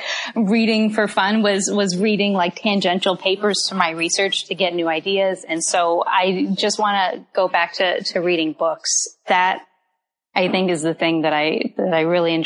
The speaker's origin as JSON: {"language": "English", "town": "Tampa", "region": "Florida", "country": "United States", "tie": "born or raised there", "also_born_or_lived": "Durham, North Carolina", "moved": "as an adult", "said": "I grew up on the coast of Florida in a suburb of Tampa"}